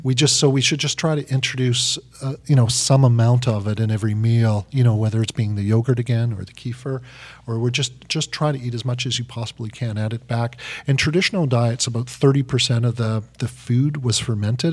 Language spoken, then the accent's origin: English; Vancouver, British Columbia, Canada; I'm, I'm up from, I'm down from Canada, but in Vancouver